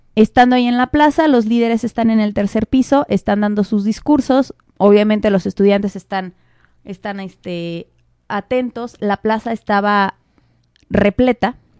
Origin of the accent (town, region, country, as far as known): Mexico